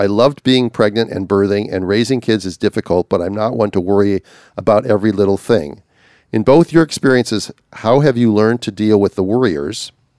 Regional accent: Australia; Anyway, I'm from Australia

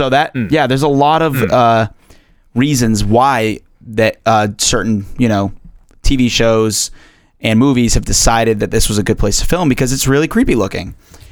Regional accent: Tewksbury, Massachusetts, United States; This 267-year-old hospital is located in my hometown of all places, Tewksbury, Massachusetts.

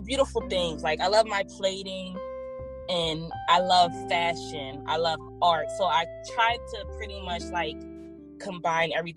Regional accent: Philadelphia, Pennsylvania, United States; We're from South Philly and Southwest

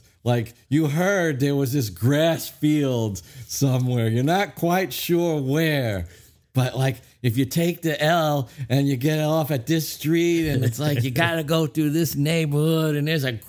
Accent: New York City, New York, United States; growing up in Brooklyn

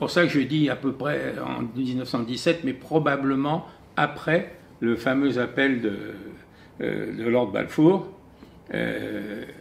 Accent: France; nous avons la nationalité française, nous sommes français, nous sommes français avant des juifs

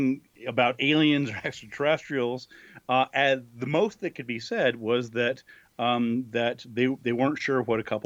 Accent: New Mexico, United States; also born or lived in Buffalo; my home state of New Mexico

